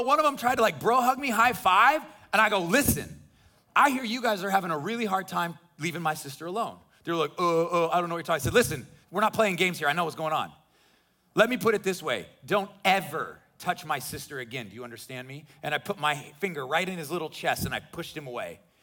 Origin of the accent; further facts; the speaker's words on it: Midwest, United States; now in Florida, United States; I grew up in the Midwest